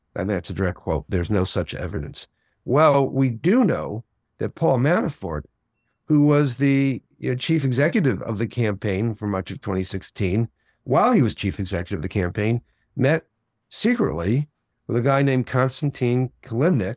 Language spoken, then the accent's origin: English; outside New York City, United States; I grew up outside New York City.